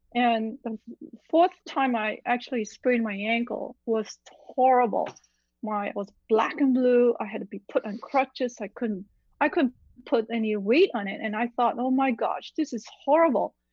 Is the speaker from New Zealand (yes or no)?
no; Malaysia; also born or lived in Illinois / Midwest; now in Los Angeles, United States; growing up in Malaysia